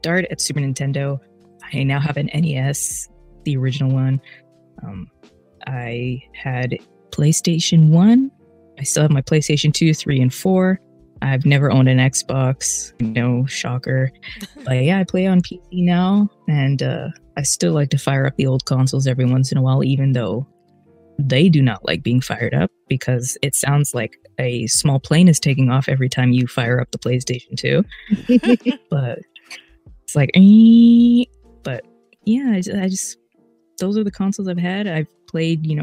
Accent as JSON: {"language": "English", "town": "Edmonton", "region": "Alberta", "country": "Canada", "tie": "born or raised there", "said": "BioWare is in my hometown"}